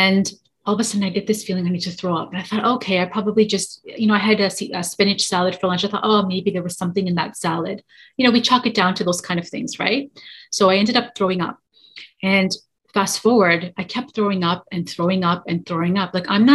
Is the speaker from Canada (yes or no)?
yes; Toronto, Ontario, Canada; I am from Toronto, Canada, born and raised here in Toronto, Canada